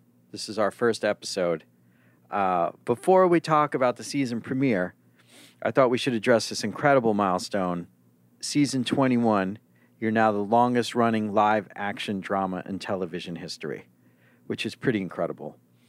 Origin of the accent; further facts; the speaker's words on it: New York, United States; I'm born and raised in New York